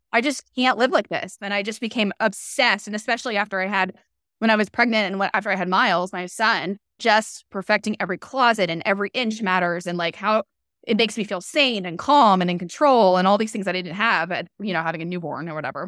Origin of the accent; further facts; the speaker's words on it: North Carolina, United States; moved away as an adult; now in Nashville, United States; I grew up in North Carolina.